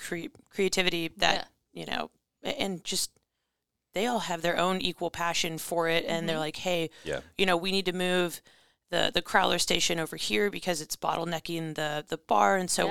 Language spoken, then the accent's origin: English; Illinois, United States; So I'm actually from Chicago suburbs, from Illinois, born and raised with, you know, 30 family members in the same town.